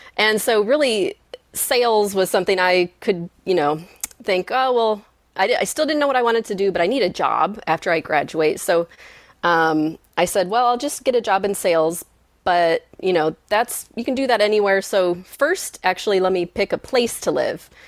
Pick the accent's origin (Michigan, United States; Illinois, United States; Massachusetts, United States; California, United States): Michigan, United States; I grew up in Michigan